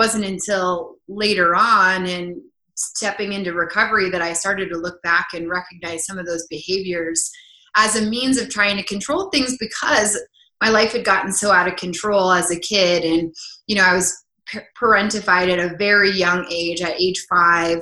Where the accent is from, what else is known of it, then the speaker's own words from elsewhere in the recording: Crested Butte, Colorado, United States; also born or lived in Los Angeles; I'm a native from Colorado. I grew up in a small town